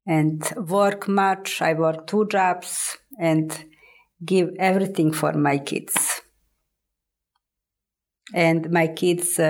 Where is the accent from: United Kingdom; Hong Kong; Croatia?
Croatia; English is a second language; also born or lived in Germany; now in Nashville, United States; I am Croatian. I come from Europe